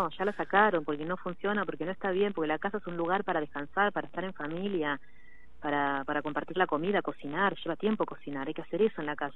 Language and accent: Spanish; Mar del Plata, Buenos Aires Province, Argentina; No, soy de acá, de Mar Plata, conozco todo.